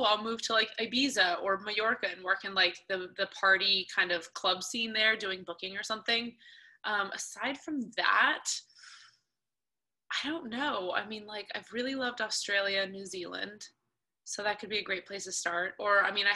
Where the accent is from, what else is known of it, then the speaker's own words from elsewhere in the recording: Atlanta, Georgia, United States; we grew up in Atlanta.